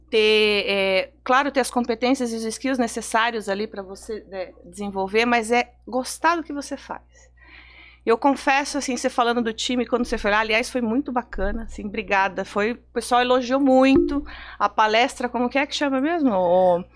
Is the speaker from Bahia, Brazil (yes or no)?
no; Sorocaba, São Paulo, Brazil; moved away as an adult; now in São Paulo, Brazil; a gente é de Sorocaba, né, do interior de São Paulo